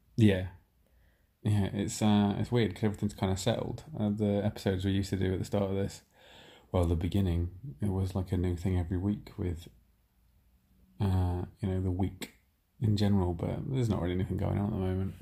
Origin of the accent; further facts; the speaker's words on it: Nottingham, East Midlands, United Kingdom; moved away; I'm from Nottingham, I haven't been back here for two years